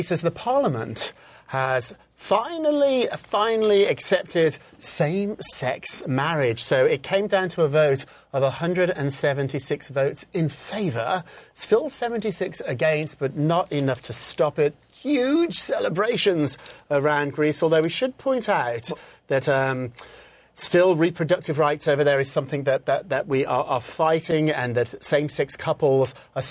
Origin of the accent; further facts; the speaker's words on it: United Kingdom; moved away; I was a young guy growing up in Britain